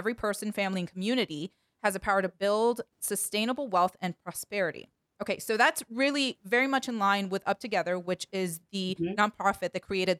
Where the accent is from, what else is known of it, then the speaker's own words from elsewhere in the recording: Washington, District of Columbia, United States; based in our nation's capital and my hometown, Washington, D.C.